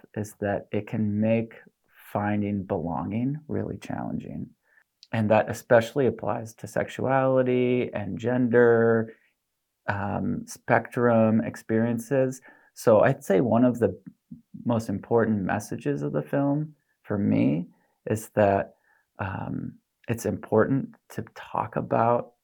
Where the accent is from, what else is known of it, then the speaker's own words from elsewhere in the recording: La Crosse, Wisconsin, United States; moved away; my hometown, La Crosse, Wisconsin